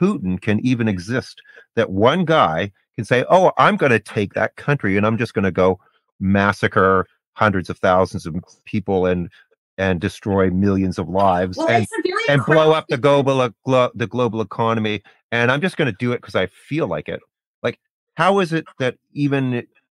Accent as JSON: {"language": "English", "country": "Canada", "said": "I'm not an American, I'm Canadian"}